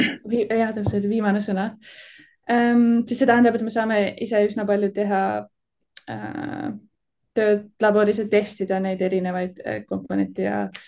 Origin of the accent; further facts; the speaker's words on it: Tallinn, Harju County, Estonia; now in Delft, Netherlands; ma kasvasin üles Tallinnas